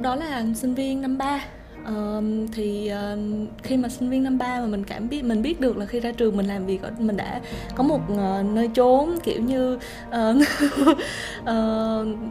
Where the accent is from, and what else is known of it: Vietnam; moved away as an adult; also born or lived in Japan